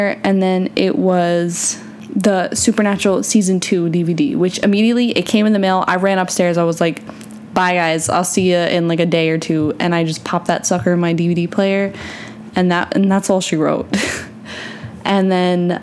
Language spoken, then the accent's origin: English; New York, United States; now in Florida, United States; I'm from New York